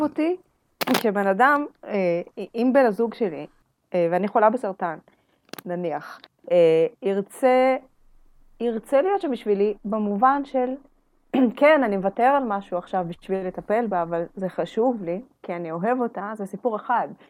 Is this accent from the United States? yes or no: no; Russia; now in Israel; בתור רוסייה צריכה את שקט שלי